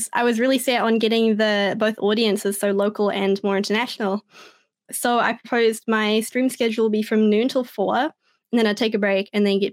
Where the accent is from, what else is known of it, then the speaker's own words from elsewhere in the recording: New Zealand; I'm really proud to be from New Zealand